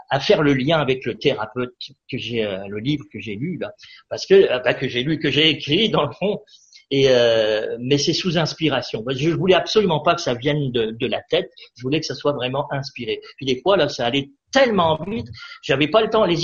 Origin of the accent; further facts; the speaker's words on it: France; parce que je viens de la France, bien entendu, hein, et j'étais à Rochefort.